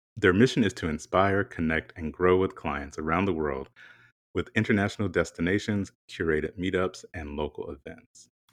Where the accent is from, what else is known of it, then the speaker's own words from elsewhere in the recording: South Carolina, United States; growing up, you know, I'm from South Carolina, really, really small town